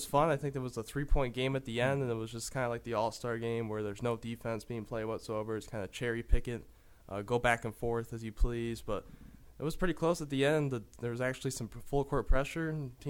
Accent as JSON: {"language": "English", "town": "Saginaw", "region": "Michigan", "country": "United States", "tie": "born or raised there", "said": "Draymond Green from my hometown of Sag Nasty, Saginaw, Michigan."}